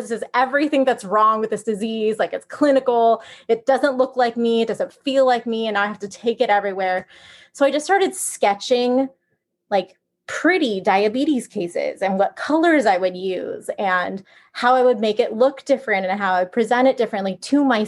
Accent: San Francisco area, Northern California, United States; moved away as an adult; also born or lived in Los Angeles; I'm from Northern California around San Francisco area.

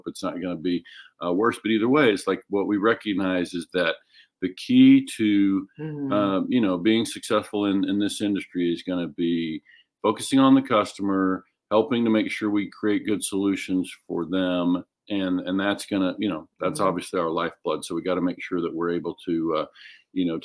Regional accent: Oklahoma, United States; moved away; I'm originally from Oklahoma

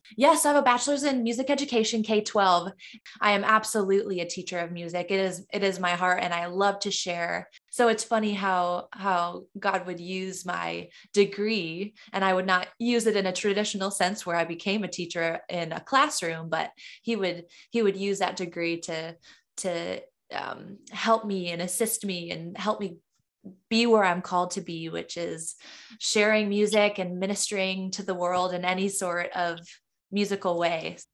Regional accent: Caro, Michigan, United States; now in Los Angeles, United States; I was born and raised in Carroll, Michigan, a small, tiny town in the thumb

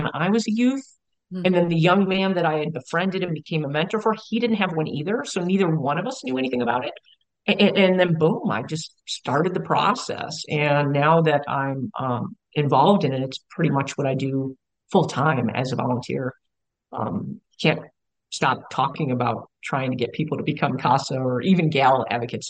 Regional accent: Buffalo, New York, United States; now in San Antonio, United States; I grew up in Buffalo, New York, 70s, 80s

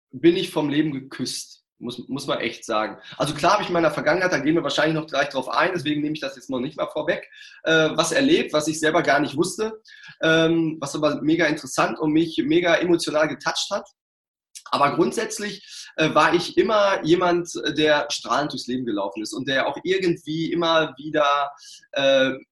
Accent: Ruhr area, North Rhine-Westphalia, Germany; ich komme aus dem Pott

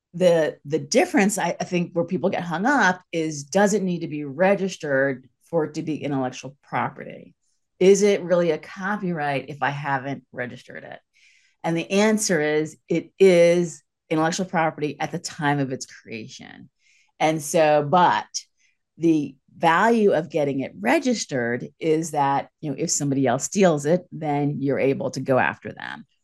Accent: East Coast, United States; moved away as an adult; also born or lived in San Francisco / Los Angeles; I'm from the East Coast

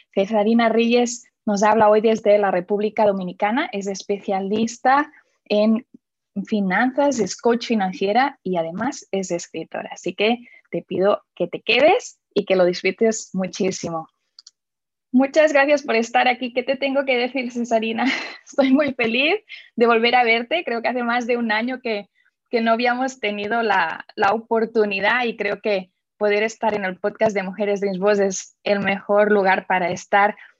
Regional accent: Barcelona, Catalonia, Spain; now in Indianapolis, United States; nací en Barcelona y ahora te estoy hablando desde Indianápolis, exacto, en Estados Unidos

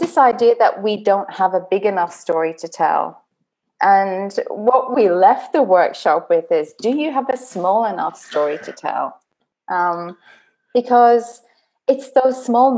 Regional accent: Dublin, Leinster, Ireland; I grew up in Dublin, which is the storytelling capital of the world

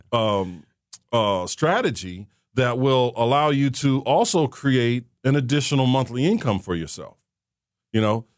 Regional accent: Saint Paul, Minnesota, United States; I was born and raised in Saint Paul, Minnesota

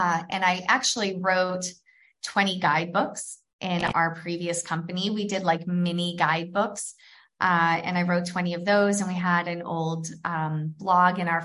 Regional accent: New Hampshire, United States; also born or lived in Atlanta, Georgia / California; now in Florence, Italy; I'm from New Hampshire

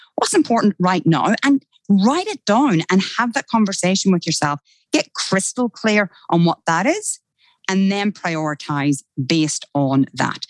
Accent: Ireland; accent: Irish; moved away as an adult; now in Australia; I actually don't hear my Irish accent

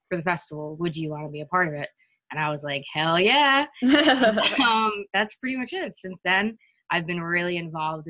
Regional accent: New York City, New York, United States; I'm from New York City

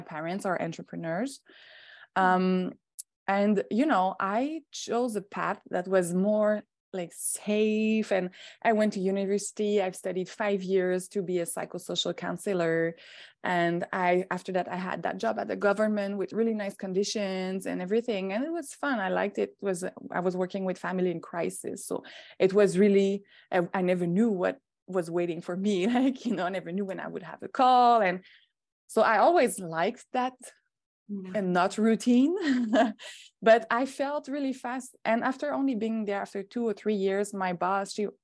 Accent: South Shore of Montreal, Quebec, Canada; I'm just from the South Shore, like on the other side of the bridge. But I went to school in Montreal.

